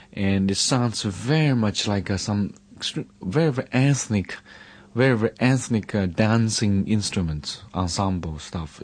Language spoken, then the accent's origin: English; Hunan, China; when I was child, uh, growing up in Shenzhou, Hunan